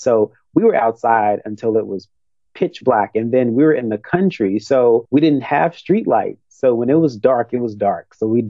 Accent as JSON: {"language": "English", "town": "Rossville", "region": "Tennessee", "country": "United States", "tie": "born or raised there", "moved": "yes", "lives_now": "Los Angeles, United States", "said": "So I born and raised in Tennessee. I grew up on my grandparents' farm in Rossville, Tennessee. That's about 30 minutes outside of Memphis."}